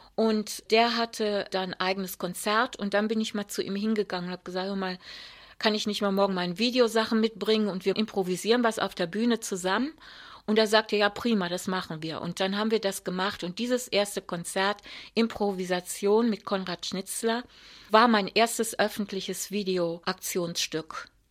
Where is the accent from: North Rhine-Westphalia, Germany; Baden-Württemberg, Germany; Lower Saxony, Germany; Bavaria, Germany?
North Rhine-Westphalia, Germany; Wuppertal; Als ich ungefähr zwölf war, sind meine Eltern nach Wuppertal gezogen. Und dann war ich für den Rest meiner Jugend im Rheinland